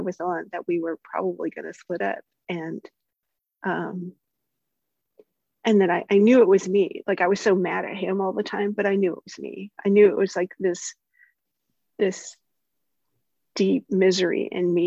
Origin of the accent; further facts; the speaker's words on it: the South, United States; I'm from the South